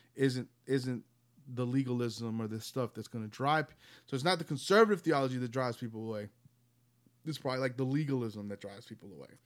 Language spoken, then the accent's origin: English; the South, United States; I grew up in Southern Baptist churches, living, living here in the South